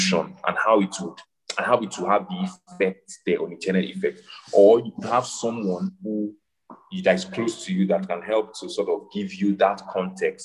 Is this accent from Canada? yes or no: no; Nigeria